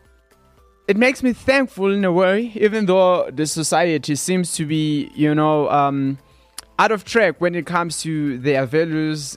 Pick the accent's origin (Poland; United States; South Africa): South Africa; growing up in South Africa